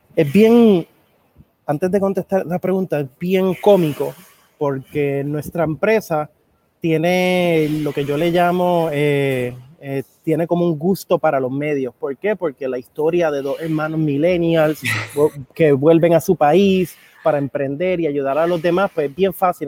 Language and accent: Spanish; Puerto Rico; also born or lived in Argentina; soy hijo de un dominicano y una mujer puertorriqueña, aunque nací y me crié aquí en Puerto Rico.